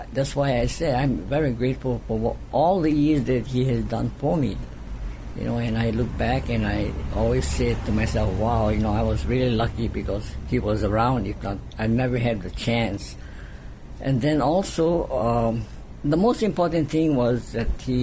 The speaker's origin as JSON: {"language": "English", "town": "Holualoa", "region": "Hawaii", "country": "United States", "tie": "born or raised there", "said": "my hometown team, Halo'aloha"}